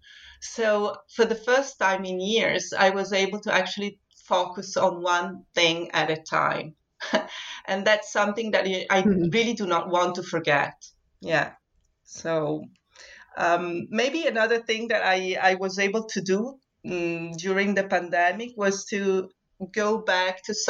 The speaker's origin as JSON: {"language": "English", "town": "Vittorio Veneto", "region": "Veneto", "country": "Italy", "tie": "born or raised there", "also_born_or_lived": "Venice, Italy", "moved": "as an adult", "lives_now": "Scotland", "said": "I was born in Vittorio Veneto, which is a very small town in the northeast of Italy"}